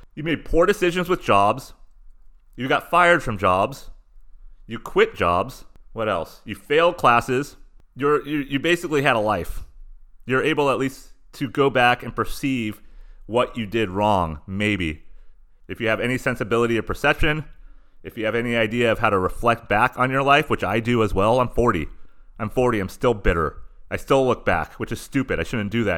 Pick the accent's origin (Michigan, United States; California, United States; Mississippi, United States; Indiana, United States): California, United States; Southern; living in and growing up in Southern California